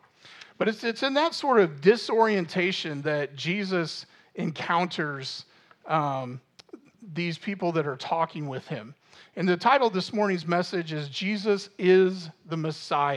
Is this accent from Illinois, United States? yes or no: yes; Normal, Illinois, United States; I grew up in Normal